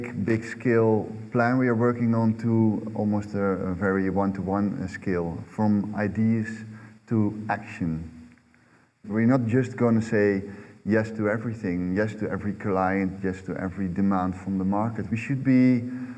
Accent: southern Netherlands, Netherlands; I was born in the southern part of the Netherlands, which would always flood every year

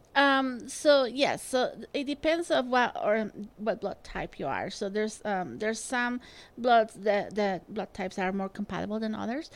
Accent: Spain; now in Utah, United States; I grew up in Spain

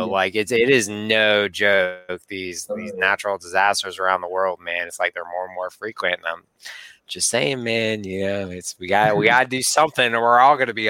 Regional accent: Wisconsin, United States; moved away; I was born in January in Wisconsin. It was 30 below the day I was born.

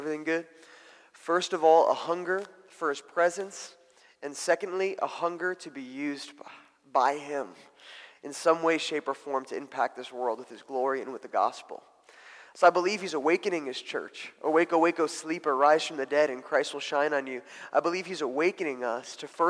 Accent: New Jersey, United States; moved away; also born or lived in Mozambique; I grew up in New Jersey

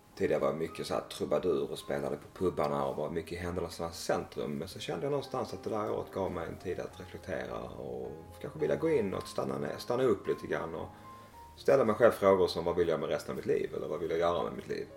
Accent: Malmö, Skåne, Sweden; moved away as an adult; also born or lived in Växjö / Småland; Jag är uppvuxen i Malmö

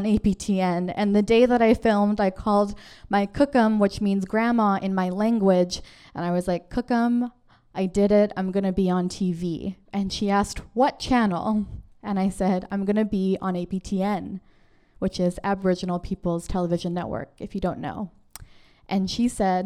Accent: Kikino, Alberta, Canada; now in Vancouver, Canada; I grew up in the Kikino Métis settlement in Alberta, which is a very small community of 1,000 people.

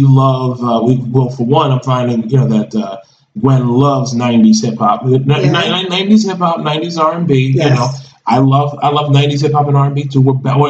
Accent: Baltimore, Maryland, United States; I was born and raised in Baltimore, Maryland.

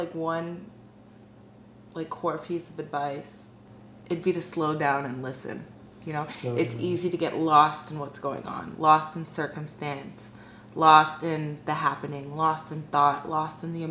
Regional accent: Fort Lauderdale, Florida, United States; now in Miami, United States; I grew up here mostly in South Florida and Fort Lauderdale.

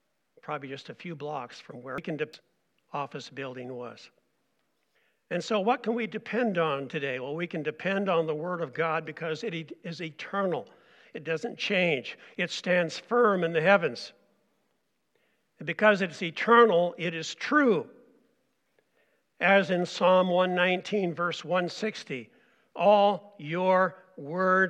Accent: Oregon, United States; also born or lived in Montana / St. Paul, Minnesota; now in Reamer; I'm an Oregon boy. I grew up in Oregon

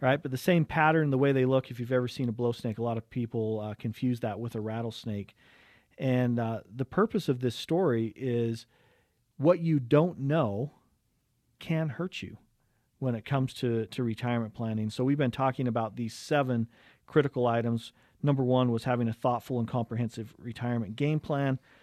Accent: Cottonwood Heights, Utah, United States; growing up in Cottonwood Heights today. Wonderful area to grow up

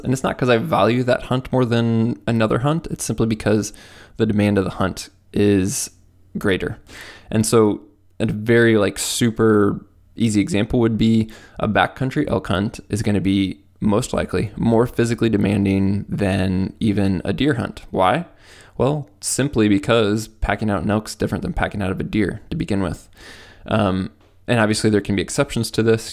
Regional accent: Midwest, United States; I'm from the Midwest

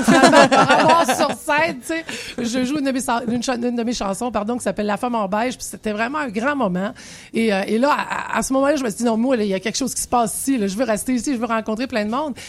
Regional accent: Quebec, Canada; moved away; also born or lived in Paris; en tant que Québécoise à Paris

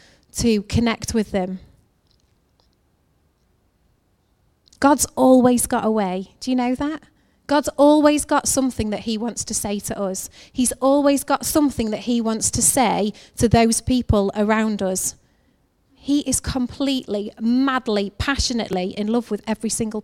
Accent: England, United Kingdom; I'm from England.

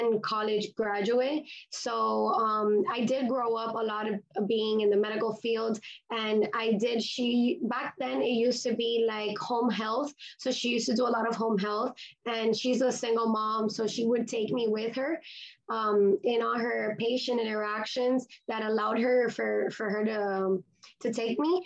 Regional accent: Miami, Florida, United States; also born or lived in Grenada; I was born and raised in Miami, Florida, and my parents are Hispanic, so I am also Cuban

